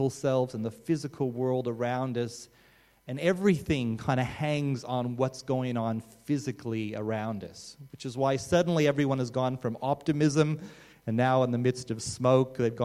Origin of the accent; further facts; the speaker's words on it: Australia; as an Australian